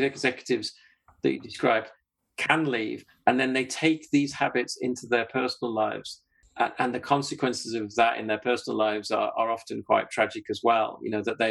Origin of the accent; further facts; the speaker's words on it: Yorkshire and the Humber, United Kingdom; I'm a Yorkshireman.